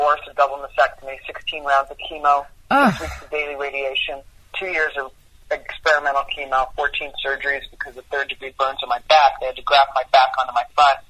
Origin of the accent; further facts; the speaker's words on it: New York, United States; I grew up in New York